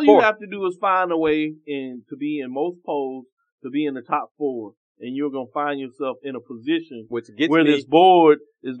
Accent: Waco, Texas, United States; my hometown of Waco.

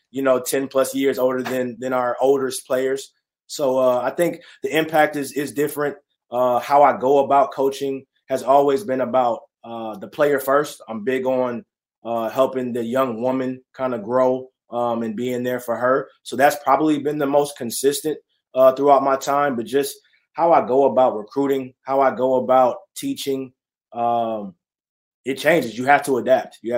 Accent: California, United States; born there; also born or lived in Texas; Born in California, moved to Texas, then uh, was itching to get back to California.

